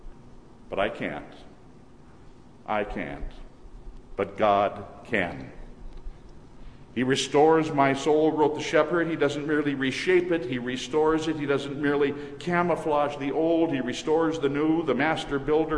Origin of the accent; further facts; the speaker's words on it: Minnesota, United States; moved away; returning to Minnesota to visit my mother. Whenever during the past few years I've returned to my hometown